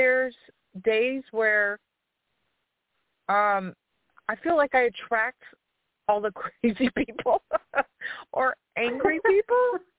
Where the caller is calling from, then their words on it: Louisiana, United States; from Louisiana.